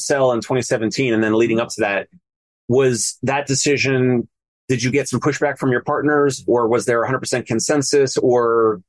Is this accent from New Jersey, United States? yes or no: yes; New Jersey, United States; now in Brooklyn, United States; Here in Brooklyn, I didn't know that growing up in New Jersey, but here in Brooklyn